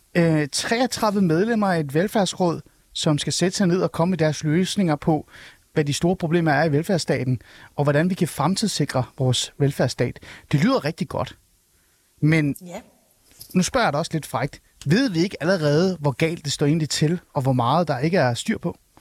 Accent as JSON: {"language": "Danish", "town": "Helsingør", "region": "Capital Region of Denmark", "country": "Denmark", "tie": "born or raised there", "said": "Helsingør. Øh, min hjemby"}